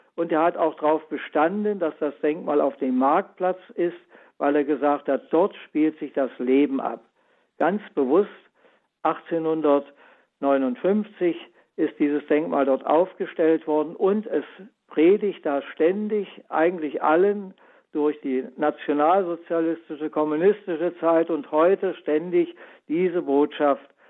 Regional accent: Germany; Ich bin ja selbst so groß geworden in der DDR in der Schule

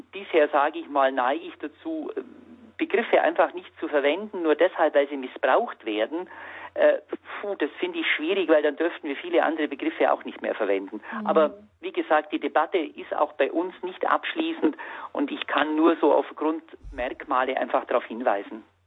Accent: Allgäu, Bavaria, Germany; moved away as an adult; now in Freiburg, Germany; meine Allgäuer Heimat

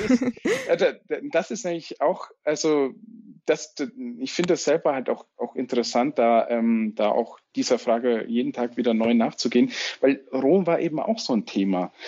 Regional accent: Franconia, Bavaria, Germany; ich bin Bistum Würzburg, gebürtiger Franke

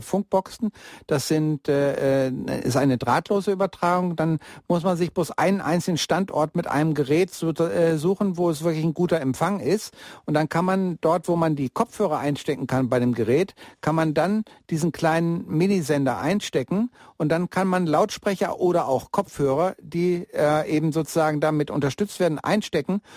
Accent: Bielefeld, North Rhine-Westphalia, Germany; now in Munich, Germany; Also ich komme ja eigentlich aus Bielefeld und die Stadt am Teutoburger Wald. Und äh, aber bin schon seit 1977 in München

